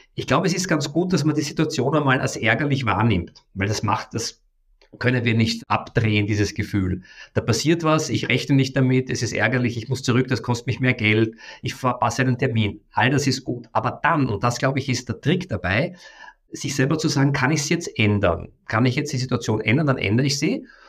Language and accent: German; Vienna, Austria; ich komme aus Wien, das ist meine Heimatstadt